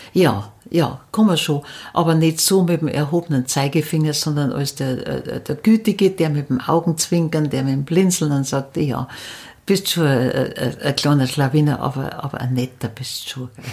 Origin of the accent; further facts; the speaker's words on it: near Munich, Upper Bavaria, Germany; accent: dialect from near Munich; moved away as an adult; also born or lived in Upper Palatinate; now in Regensburg, Germany; ich bin nicht in der Oberpfalz aufgewachsen. Auch mhm. Äh, mein Dialekt ist aus, äh, in der Nähe von München.